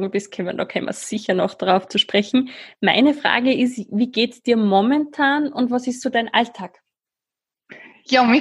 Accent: Switzerland; now in Schwarz, Austria; Ja, ich bin Schweizerin, wie ihr wahrscheinlich schon beim

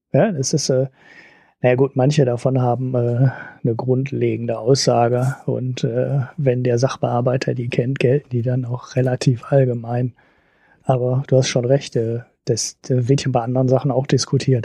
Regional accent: Germany; als Deutscher

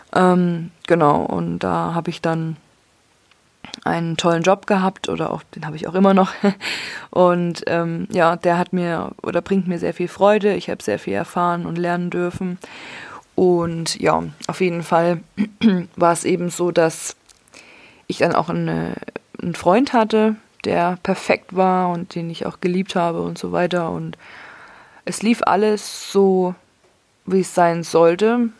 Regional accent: Leipzig, Saxony, Germany; now in Würzburg, Germany; von Würzburg, wo ich jetzt aktuell wohne, nach Leipzig, wo ich aufgewachsen bin

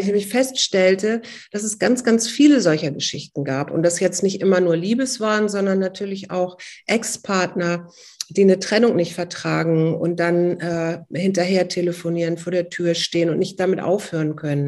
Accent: Hamburg, Germany; now in Berlin, Germany; ich bin eigentlich gebürtige Hamburgerin und zwar mittendrin aus Barmbek

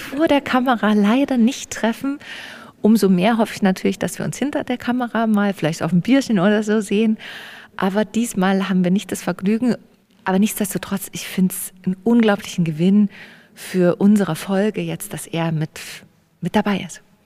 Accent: Erzgebirge, Saxony, Germany; moved away; in meiner Heimat, wo ich eben aufgewachsen bin

